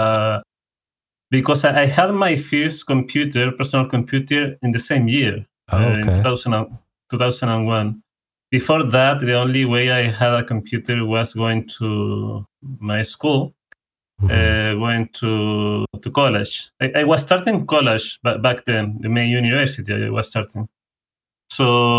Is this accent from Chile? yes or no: yes; Chile; first language Spanish; English is a second language; I'm from Chile. So for people that are listening, my main language is Spanish